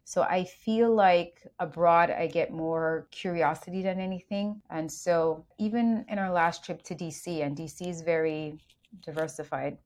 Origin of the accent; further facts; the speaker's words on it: Jamaica; now in United States; Being raised in Jamaica